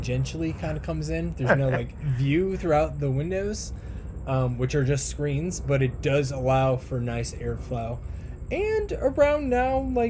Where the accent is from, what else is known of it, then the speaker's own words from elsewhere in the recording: Midwest, United States; coming from the Midwest. We never had fresh shellfish for shit.